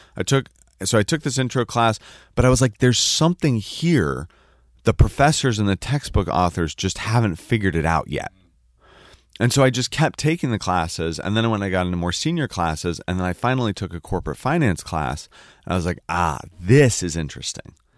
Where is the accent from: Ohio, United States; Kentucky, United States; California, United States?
California, United States; the Peninsula, Silicon Valley, Northern; moved away; also born or lived in San Francisco; I was born in San Francisco. And then we grew up on the peninsula in what is now known as Silicon